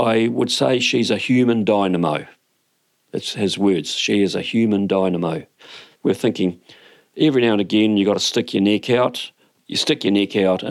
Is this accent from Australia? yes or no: no; New Zealand; I am a Kiwi fellow who has had lots of jobs